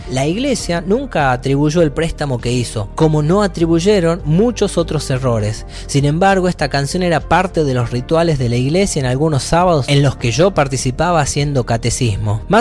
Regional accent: Aguaray, Salta, Argentina; no solo en mi acento que me rehuso a perder y que intento seguir imitando hasta el día de mi muerte, por más que sea forzado arrastrando las R, con una locución entendible para quienes nos criamos en Aguaray

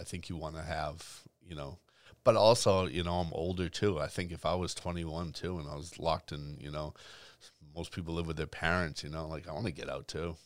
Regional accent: Boston, Massachusetts, United States; growing up in Boston

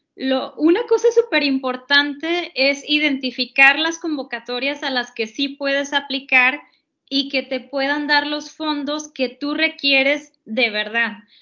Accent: Mexico; como nosotras mexicanas

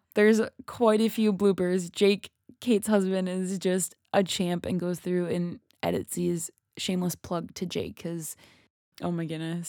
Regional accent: Minnesota, United States; I'm from Minnesota

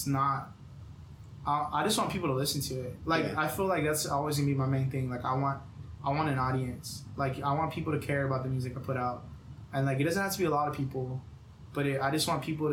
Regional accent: Texas, United States; I'm from Texas, the South

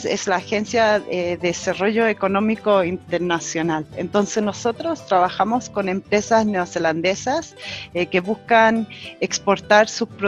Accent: New Zealand; Y además soy chilena, nacida en Nueva Zelanda, criada en Nueva Zelanda, lo cual me hace una chiwi.

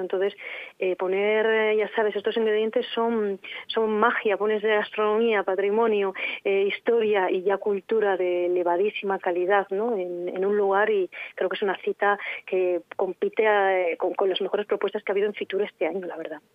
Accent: Arlanza area, Burgos, Castile and León, Spain; somos de Castilla y León, de la creación de, esta zona de la Arlanza, de esta zona de Burgos

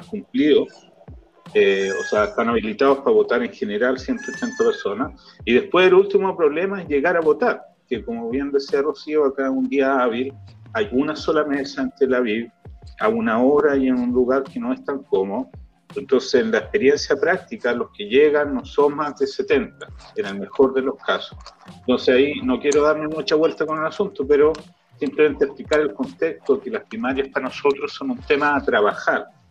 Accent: Viña del Mar, Valparaíso, Chile; moved away; soy porteño de corazón que crecí en Viña, mi familia porteña y mi vida como adolescente y joven fue Valparaíso.

